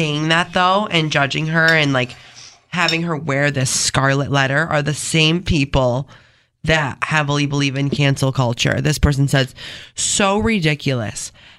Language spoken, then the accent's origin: English; East Rochester, United States; My son is 7. We're from East Rochester. I work in Pittsburgh. I'm 30.